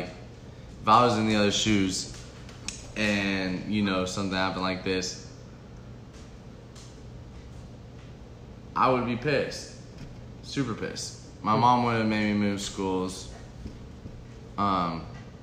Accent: Las Vegas, Nevada, United States; So I'm from Las Vegas, Nevada. So, like, I'm moving all around in Las Vegas.

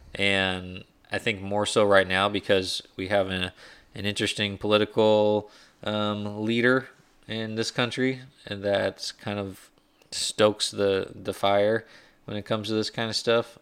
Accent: United States

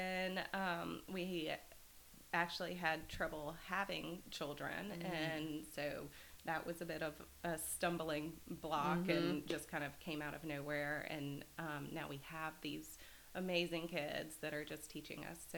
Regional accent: Mount Bethel, Pennsylvania, United States; And then growing up in Mount Bethel, I just felt that was really

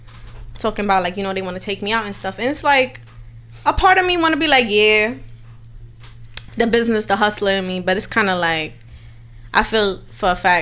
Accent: New York City, New York, United States; I'm from Harlem and Brooklyn. Like, I don't know how to describe it. You know, like, time was split between the two

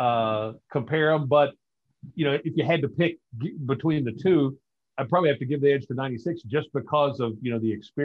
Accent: Paris, Kentucky, United States; growing up in Paris, we had Claiborne Farm, very famous thoroughbred farm

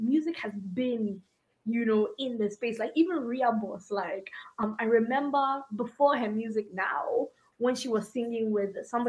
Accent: Ghana; I mean, I grew up in Ghana.

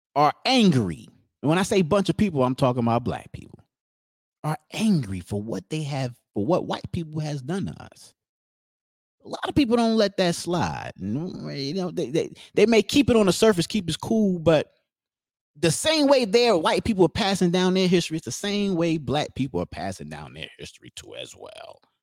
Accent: New Jersey, United States; we're from New Jersey

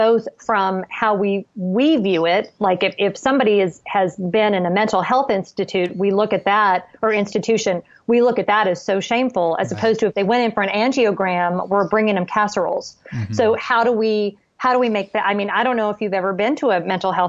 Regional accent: Southern California, United States; I grew up in Southern California

